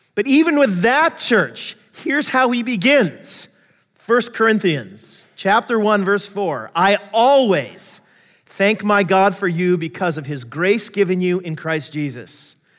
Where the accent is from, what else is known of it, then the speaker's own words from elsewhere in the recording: United States; I'm American, I grew up not to trust the Russians